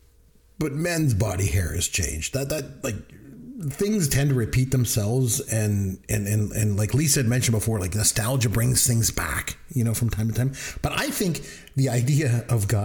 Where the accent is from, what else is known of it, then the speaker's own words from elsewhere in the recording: Canada; I'm Canadian